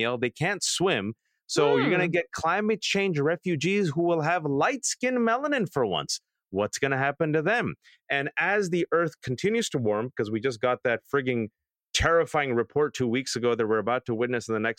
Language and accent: English; California, United States; California is my home state